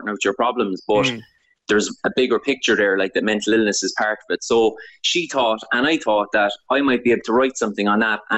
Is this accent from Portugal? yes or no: no; Cork, Munster, Ireland; growing up in Cork